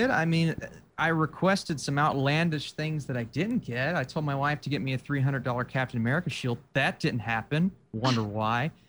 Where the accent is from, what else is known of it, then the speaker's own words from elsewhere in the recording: Appalachia, United States; I'm the Appalachian geek at heart